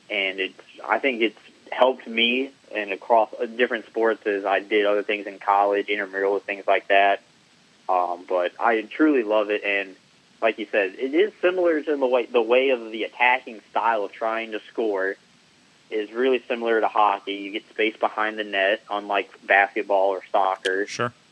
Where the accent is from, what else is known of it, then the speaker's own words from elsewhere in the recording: Wake Forest, North Carolina, United States; I lived in Wake Forest my entire life until I went to college um, at ECU.